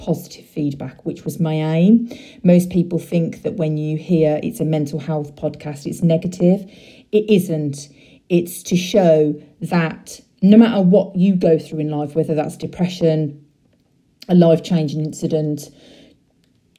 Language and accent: English; Redditch, West Midlands, United Kingdom; I grew up in Redditch